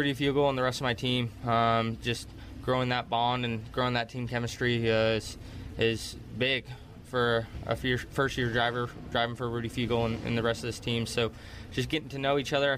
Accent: Las Vegas, Nevada, United States; I grew up in Las Vegas

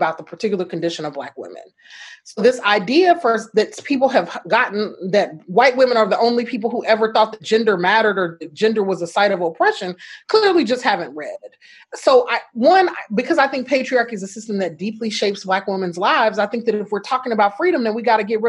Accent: Shreveport, Louisiana, United States; my hometown of Shreveport, Louisiana

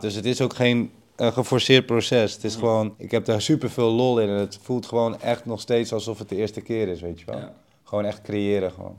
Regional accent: Amersfoort, Utrecht, Netherlands; zo'n DJ-winkel bij ons in Amersfoort, waar ik vandaan kom in Nederland

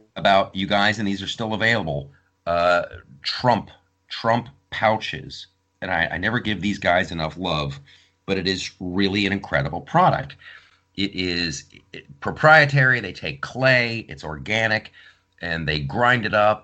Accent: Columbus, Ohio, United States; I grew up in Columbus, Ohio

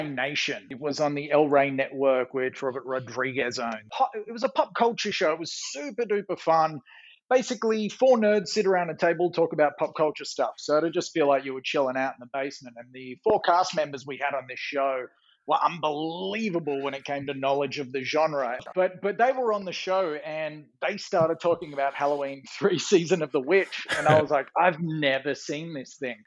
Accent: Australia; I'm an Australian writer, producer, director

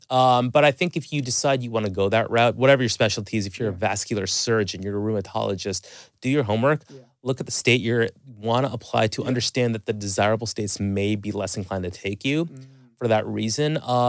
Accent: Toronto, Ontario, Canada; So, I mean, I'm Canadian from Toronto.

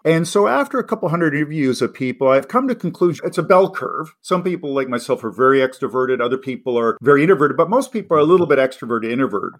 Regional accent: Canada; also born or lived in Los Angeles, United States / Boston, United States / Oxford, United Kingdom; as an English Canadian

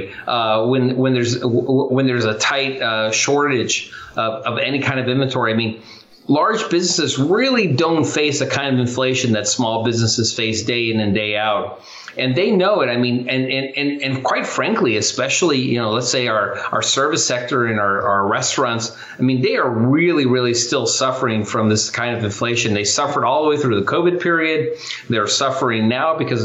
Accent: Chula Vista, California, United States; I grew up in Chula Vista, California

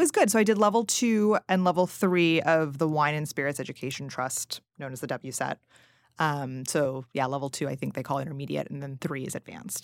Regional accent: Princeton, United States; moved away; also born or lived in Massachusetts; I'm originally from Princeton, and there's Small World Coffee there.

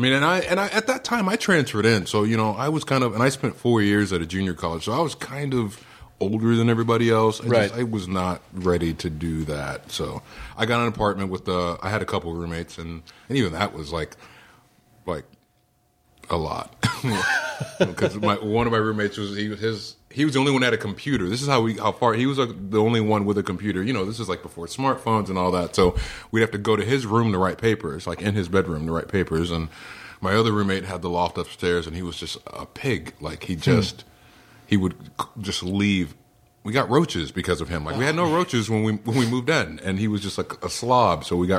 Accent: California, United States; I grew up in Orange County.

